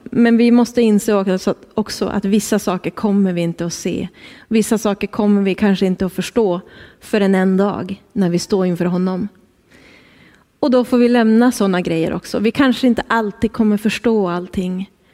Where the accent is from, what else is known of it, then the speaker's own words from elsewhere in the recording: Skellefteå, Västerbotten County, Sweden; moved away as an adult; now in Härnösand, Sweden; Kul att få vara här hemma i Skellefteå.